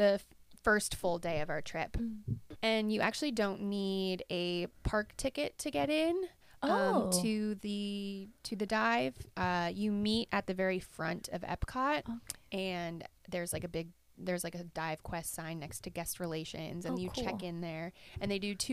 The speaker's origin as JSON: {"language": "English", "region": "Virginia", "country": "United States", "tie": "born or raised there", "moved": "yes", "said": "I grew up in Virginia"}